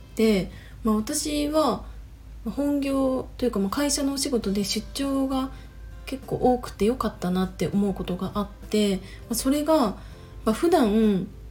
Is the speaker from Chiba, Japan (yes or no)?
yes; Chiba, Japan; moved away as an adult; also born or lived in Tokyo; 私は、ま千葉出身だし二十歳までは千葉で過ごして